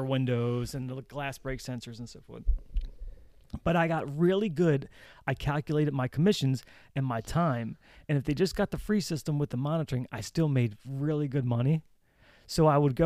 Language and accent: English; Baltimore, Maryland, United States; accent: Baltimore; my Baltimore accent.